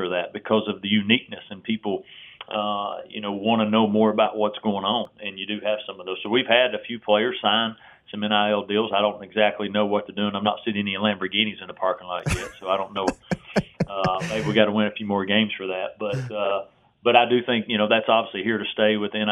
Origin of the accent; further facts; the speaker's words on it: Tennessee, United States; I grew up in Tennessee